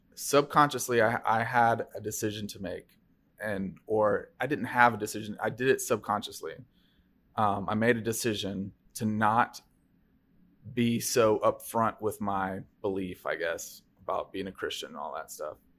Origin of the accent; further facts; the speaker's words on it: Bellevue, Tennessee, United States; also born or lived in Fairview, Tennessee; we moved from Fairview, um, in, you know, outside of Nashville to Bellevue, um, when I was in sixth grade